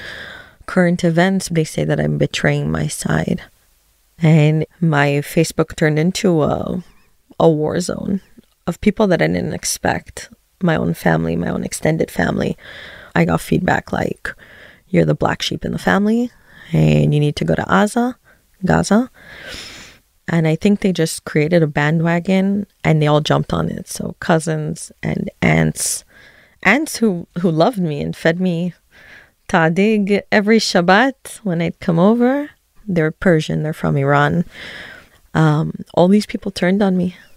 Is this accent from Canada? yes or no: yes; Canada; moved away as an adult; also born or lived in Tel Aviv, Israel; now in Efrat, West Bank; I was born in Tel Aviv, but grew up in Canada and currently live in Efrat in the West Bank